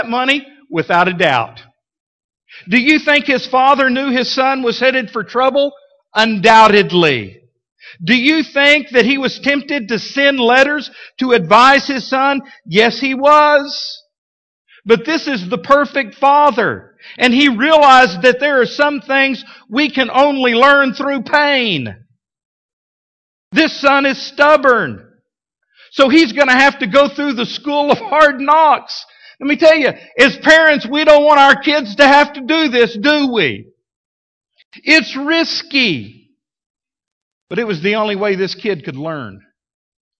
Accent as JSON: {"language": "English", "town": "Midland", "region": "Texas", "country": "United States", "tie": "born or raised there", "moved": "yes", "lives_now": "Fort Smith, United States", "said": "when I was growing up in Midland, Texas. I was like 7 years old"}